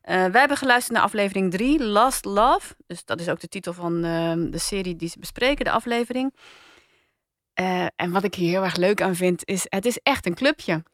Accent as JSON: {"language": "Dutch", "town": "Rotterdam", "region": "South Holland", "country": "Netherlands", "tie": "born or raised there", "said": "ik ben opgegroeid in Rotterdam"}